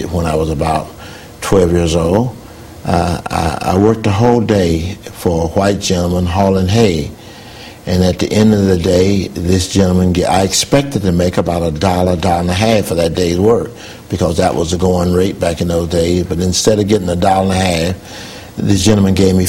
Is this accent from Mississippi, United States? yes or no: yes; New Hebron, Mississippi, United States; moved away as an adult; I was born in Mississippi, and that's where my family started